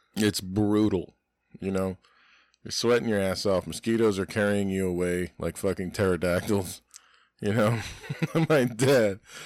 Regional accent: Florida, United States; I'm an American, that's my house. I live in, I'm a Floridian

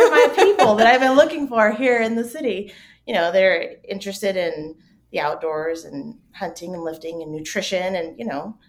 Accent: Southern New Mexico, United States; moved away as an adult; now in Colorado, United States; So I'm originally from Southern New Mexico. I've been here in Colorado for, about 10 years. It was 10 years in May.

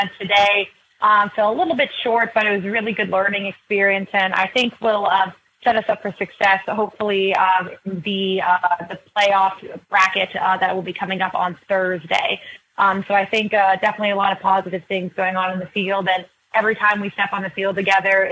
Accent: Pittsburgh, Pennsylvania, United States; I'm from Pittsburgh, Pennsylvania

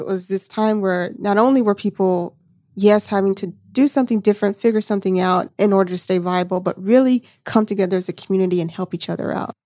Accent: Seale, Alabama, United States; moved away; I'm originally from Alabama, you know, where I went to high school, population four hundred people, you know what I'm saying, in Seal, Alabama.

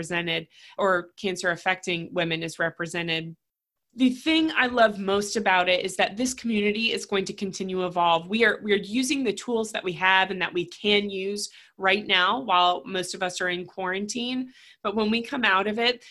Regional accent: Raleigh, North Carolina, United States; I'm born and raised in Raleigh. I still have family here.

